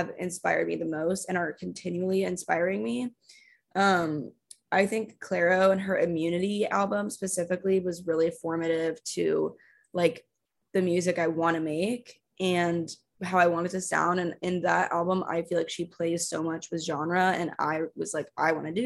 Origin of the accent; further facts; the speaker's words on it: Texas, United States; also born or lived in Austin; I'm from Texas